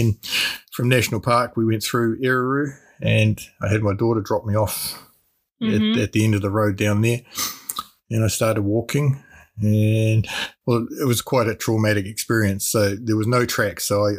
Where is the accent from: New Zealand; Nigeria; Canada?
New Zealand; My father was in the Air Force, and so we got transferred around New Zealand quite a lot. We started in Christchurch and we went to Wellington.